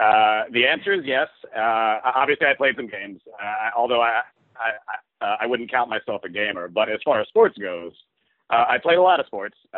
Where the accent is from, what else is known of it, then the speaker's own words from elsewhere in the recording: the South, United States; I grew up in the South, and if you grow up in the South, you're basically required by law to be a football fan.